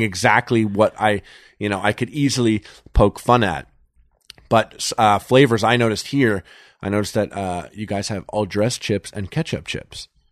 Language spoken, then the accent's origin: English; Montreal, Quebec, Canada; moved away as an adult; now in Los Angeles, United States; I'm from Montreal